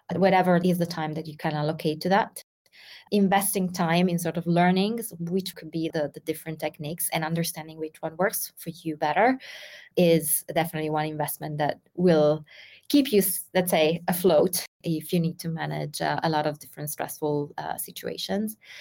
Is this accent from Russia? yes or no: yes; Russia; moved away as an adult; now in Milan, Italy; Originally, I'm from Russia, but currently I'm living in Milan